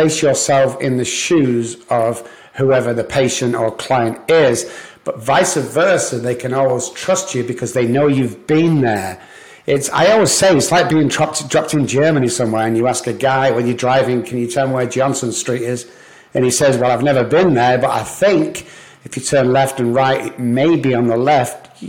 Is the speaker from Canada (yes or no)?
no; Manchester, North West England, United Kingdom; moved away as an adult; also born or lived in Liverpool; now in United States; I'm from Manchester, England